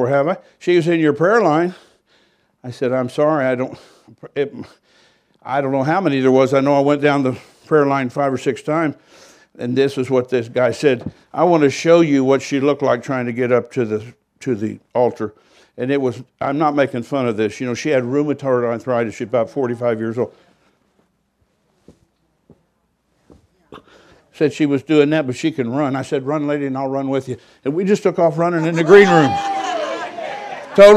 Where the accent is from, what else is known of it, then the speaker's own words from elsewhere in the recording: United States; I was from America